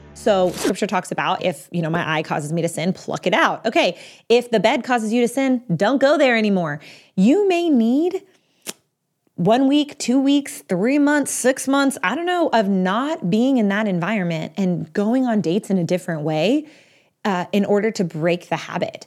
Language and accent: English; Texas, United States; now in Pennsylvania, United States; I'm from Texas. Right now I live in Pennsylvania, but I'm from Texas